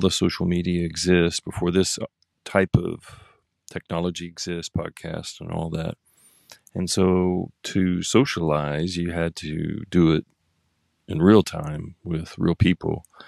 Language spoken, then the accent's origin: English; Oklahoma, United States; now in San Diego, United States; I grew up in Oklahoma